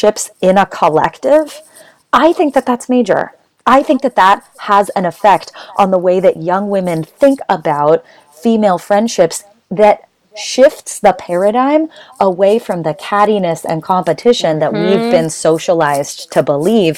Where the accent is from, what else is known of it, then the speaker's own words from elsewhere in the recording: Boulder, Colorado, United States; I grew up in Boulder, Colorado, which is a super white and problematic town